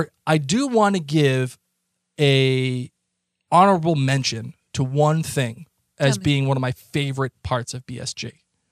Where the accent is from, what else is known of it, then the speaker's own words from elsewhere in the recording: Boston, Massachusetts, United States; accent: thick Boston; my thickest Boston accent